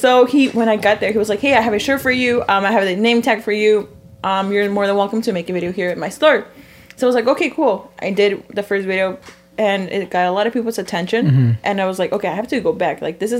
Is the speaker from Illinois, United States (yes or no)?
yes; Chicago, Illinois, United States; moved away as an adult; now in Los Angeles, United States; I'm from Chicago, right?